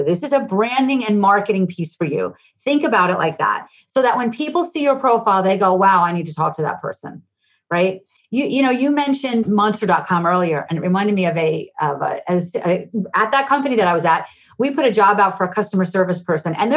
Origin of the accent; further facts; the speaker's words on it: New Jersey, United States; I'm from New Jersey. I talk 100 miles a minute